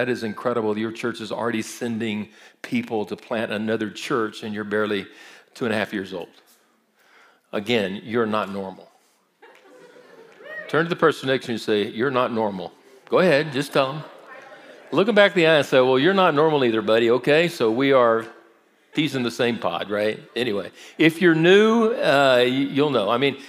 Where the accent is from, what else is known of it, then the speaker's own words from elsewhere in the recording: Brazil; I grew up in Brazil. My parents were missionaries, so I speak fluent Portuguese.